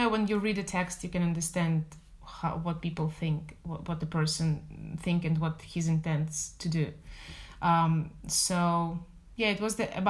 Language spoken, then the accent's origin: English; Moscow, Russia; moved away; I'm from Moscow originally.